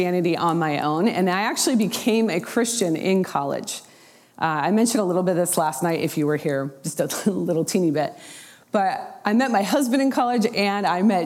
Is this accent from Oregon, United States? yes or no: yes; Portland, Oregon, United States; moved away as an adult; also born or lived in Oklahoma / Houston, Texas; I was raised in the Portland, Oregon area